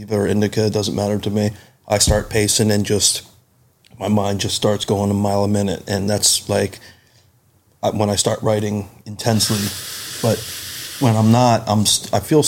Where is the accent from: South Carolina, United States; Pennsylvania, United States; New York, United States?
Pennsylvania, United States; Bensalem; also born or lived in Philadelphia; I was born in Philly, raised right in the Philly area, always within, like, literally right on the border, a town called Ben Salem, PA